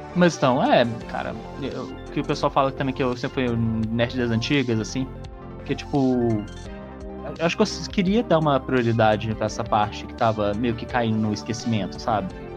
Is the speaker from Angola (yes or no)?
no; Minas Gerais, Brazil; eu sou de Minas Gerais